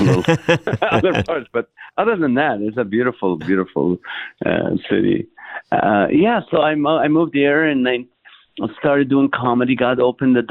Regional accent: Kuwait; born or raised there; moved away as an adult; also born or lived in Nazareth, Israel / Toledo, Ohio / Southern California; now in San Diego, United States

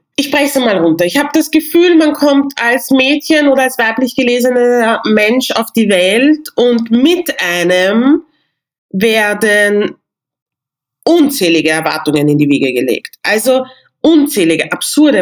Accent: Vienna, Austria; ich bin in Wien geboren, ich habe nigerianische Wurzeln

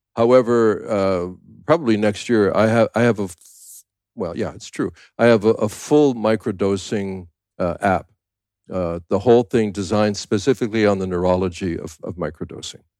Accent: Canada; also born or lived in United States; now in Thailand; I'm a Canadian born, a U S citizen, live in Thailand

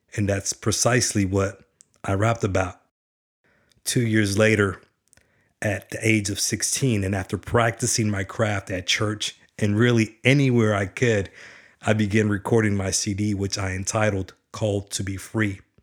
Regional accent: Garland, Texas, United States; I was born in Garland, Texas, a blue-collar town with a blue-collar working mother

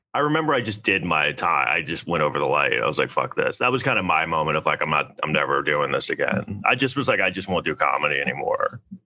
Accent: New York City, New York, United States; born or raised there; also born or lived in Southampton, Long Island

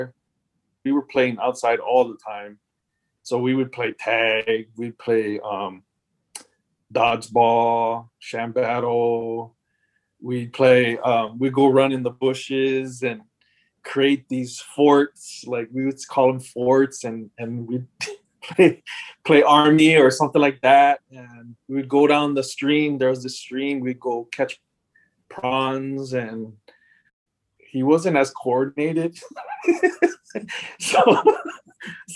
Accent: Kaneohe, Hawaii, United States; also born or lived in Makiki, Honolulu; I grew up in Makiki. I was like really young, but then we eventually moved to Kaneohe when I was in about third grade. And then, so for most part, I grew up in Kaneohe

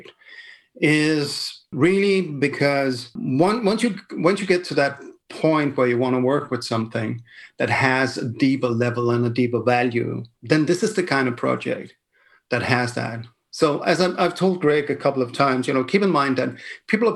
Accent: Denmark; I come from Denmark

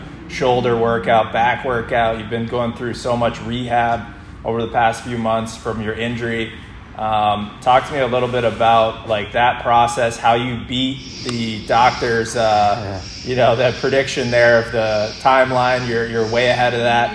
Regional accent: Massachusetts, United States; a Massachusetts guy like myself

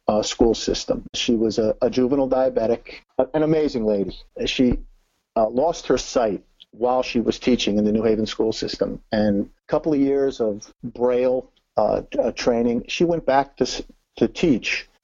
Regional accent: New Haven, Connecticut, United States; moved away as an adult; now in Florida, United States; We're originally from Connecticut, the New Haven area. Born, raised, grew up there

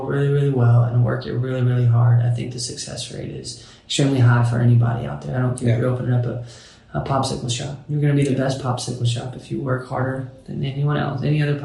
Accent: Bowling Green, Kentucky, United States; It's small town USA, Bowling Green, Kentucky

